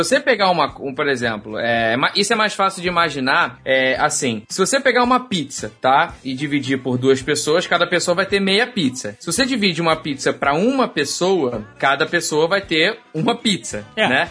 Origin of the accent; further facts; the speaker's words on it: Rio de Janeiro, Brazil; eu como carioca